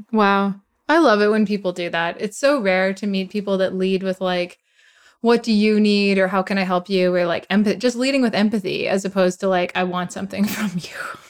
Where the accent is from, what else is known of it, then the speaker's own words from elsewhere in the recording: Edmonton, Alberta, Canada; moved away; my hometown in Edmonton